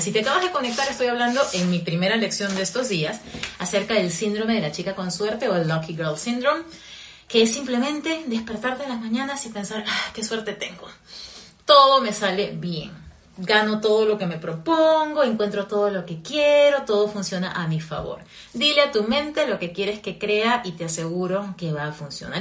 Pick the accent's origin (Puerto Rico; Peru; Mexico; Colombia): Peru; also born or lived in Virginia, United States; now in Florida, United States; en mi país, en Perú